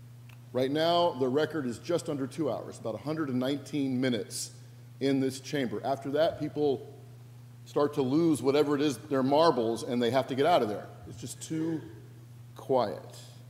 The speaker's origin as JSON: {"language": "English", "region": "Northwest", "country": "United States", "said": "And by the way, I'm from the Northwest."}